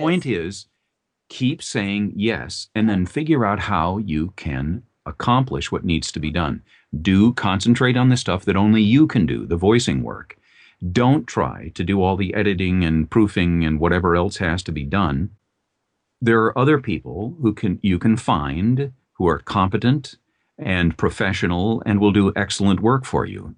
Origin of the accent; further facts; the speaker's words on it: Minneapolis, Minnesota, United States; in the Twin Cities, where I grew up in Minnesota